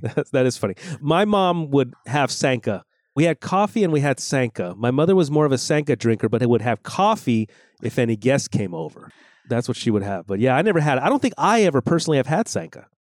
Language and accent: English; Los Angeles, California, United States; growing up in Los Angeles